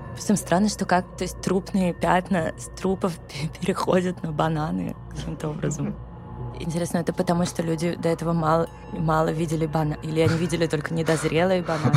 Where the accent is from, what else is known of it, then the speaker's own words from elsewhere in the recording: Moscow, Russia; я выросла в Коньково, и там все дома новые.